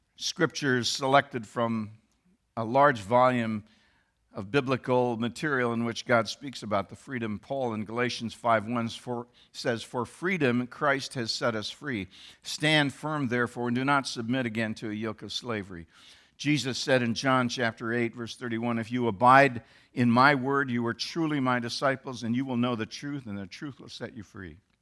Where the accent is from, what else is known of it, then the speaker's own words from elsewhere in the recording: Canada; now in United States; They, as I, were born in Canada